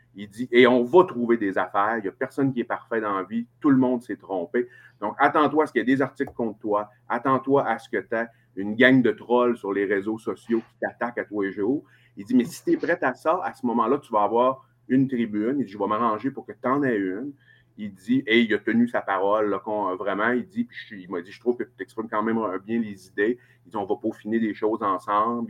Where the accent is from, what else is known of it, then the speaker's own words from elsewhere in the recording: Chicoutimi, Quebec, Canada; accent: Saguenay-Lac-Saint-Jean; je suis né à Chicoutimi, je suis originaire de Chicoutimi